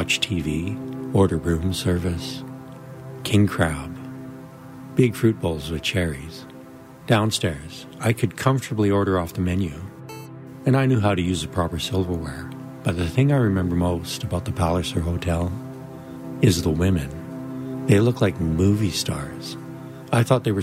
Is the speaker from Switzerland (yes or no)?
no; Rainier, Alberta, Canada; also born or lived in Brooks, Alberta; I grew up on a potato farm in Rainier, Alberta, Canada